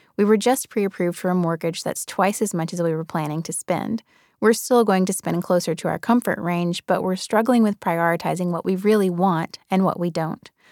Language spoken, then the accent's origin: English; Birmingham, Alabama, United States; now in New York, United States; I grew up in Birmingham, Alabama